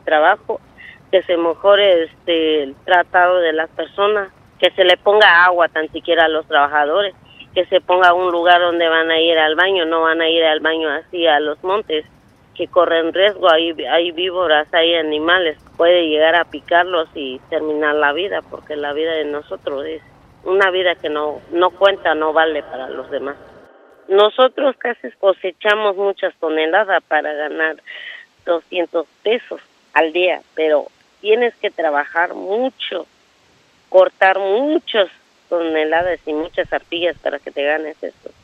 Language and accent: Spanish; Francisco I. Madero, Metlatónoc, Guerrero, Mexico; vengo de la comunidad de Francisco y Madero, municipio de Metlatono